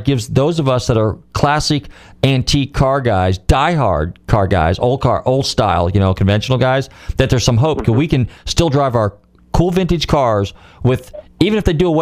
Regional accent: California, United States; moved away; I'm originally from California

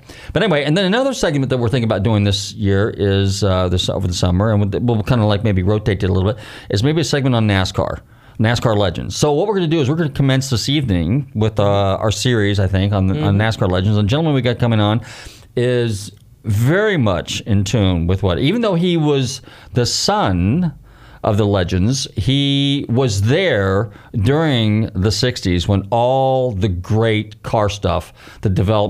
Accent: Northern California, United States; a kid growing up in Northern California

